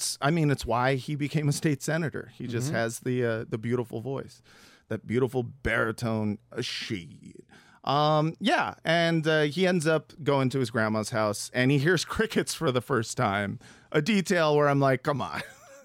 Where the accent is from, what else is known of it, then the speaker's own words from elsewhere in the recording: Los Angeles, California, United States; I feel like I grew up in Los Angeles and I heard crickets, but crickets, I guess Los Angeles is not like a really urban city the way